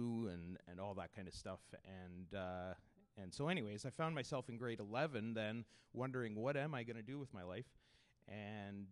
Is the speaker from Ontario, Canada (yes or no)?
yes; Kitchener, Ontario, Canada; I grew up in Kitchener-Waterloo area